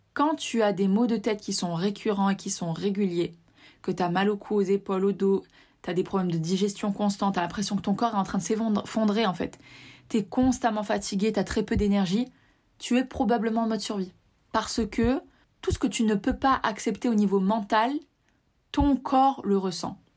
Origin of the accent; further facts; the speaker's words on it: Tunisia; je suis originaire de Tunisie